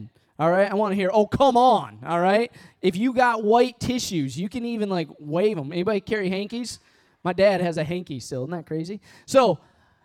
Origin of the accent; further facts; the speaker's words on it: Midwest, United States; moved away; also born or lived in Missouri; I was born and raised in the Midwest. I went to school in Missouri